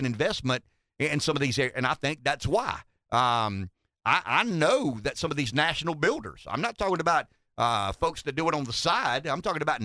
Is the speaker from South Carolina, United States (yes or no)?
yes; Pamplico, South Carolina, United States; I'm from Pamplico